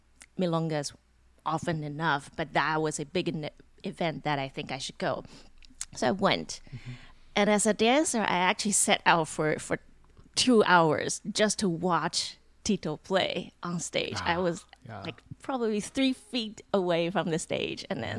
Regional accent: Taiwan; moved away; My hometown was in Taiwan, so I had to go back to Taiwan and wrap things up.

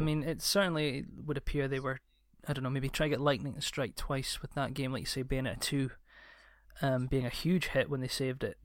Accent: Scotland, United Kingdom; I'm Scottish

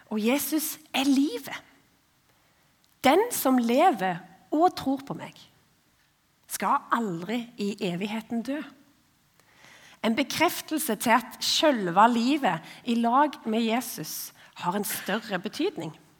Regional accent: Ombo, Indre Ryfylke, Rogaland, Norway; Jeg er født og oppvokst på ei stor, men liten, altså veldig få mennesker, eh, øy som heter Ombo

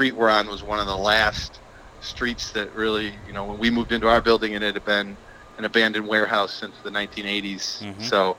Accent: Milwaukee, Wisconsin, United States; moved away; also born or lived in Southern California; Before I moved back home, I'm originally from Milwaukee. Before that, I lived in Southern California.

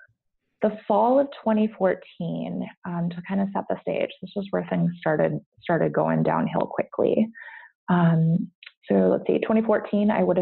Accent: United States; moved away as an adult; now in Brussels, Belgium; I'm not Belgian. I'm an American living here with my husband.

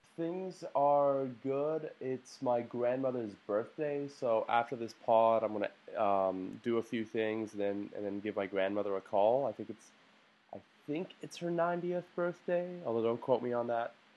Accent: United States; as an American

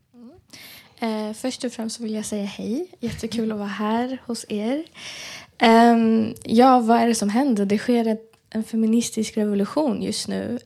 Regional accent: Iran; moved away; vi alla som tillhör diasporan, alltså är utanför Iran

